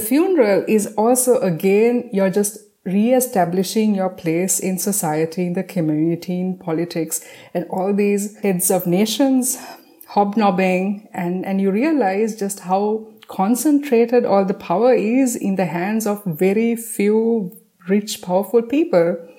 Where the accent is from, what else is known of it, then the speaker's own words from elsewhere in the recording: Sri Lanka; I'm from Sri Lanka